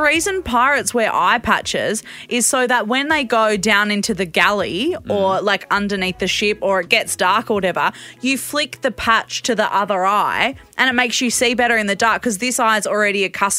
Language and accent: English; Perth, Western Australia, Australia; from Perth.